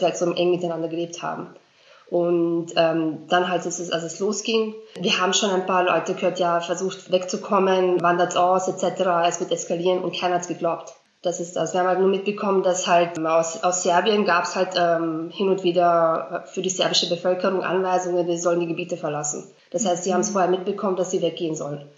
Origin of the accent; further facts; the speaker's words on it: Vienna, Austria; German is a second language; also born or lived in Srebrenica, Bosnia and Herzegovina; ich bin seit 1995 in Österreich, also ich lebe in Wien